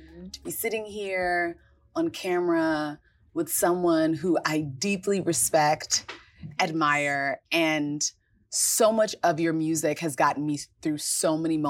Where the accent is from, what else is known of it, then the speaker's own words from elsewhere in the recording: Gaithersburg, Maryland, United States; also born or lived in Washington, D.C.; like from a long line of Washingtonians. But yeah, so I grew up in Gaithersburg